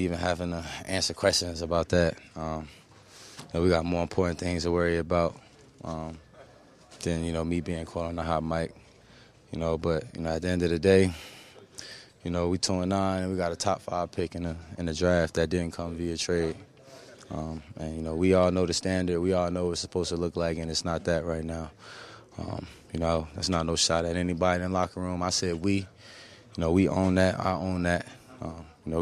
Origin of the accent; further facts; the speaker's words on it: New Jersey, United States; I'm from Jersey